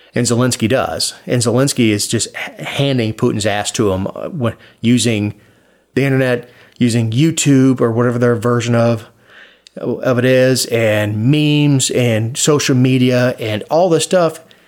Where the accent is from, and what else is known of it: Florida, United States; born or raised there; now in Georgia, United States